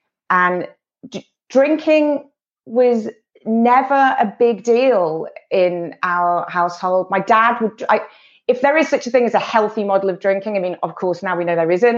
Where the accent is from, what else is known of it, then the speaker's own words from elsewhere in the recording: Liverpool, North West England, United Kingdom; But I grew up in Liverpool. I'm the youngest of 6 kids.